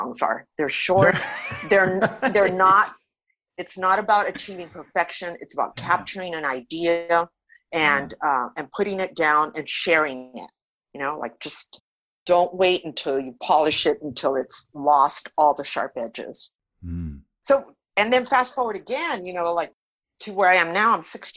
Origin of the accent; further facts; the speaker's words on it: Los Angeles, California, United States; first language Spanish; English is a second language; I grew up in East